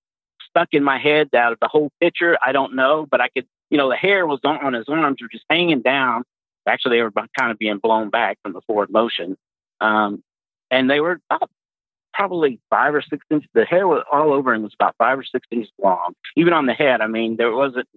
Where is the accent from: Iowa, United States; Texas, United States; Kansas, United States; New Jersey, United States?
Texas, United States; Pasadena; moved away as an adult; now in Fort Wayne, United States; I was born and raised in Texas, specifically Pasadena.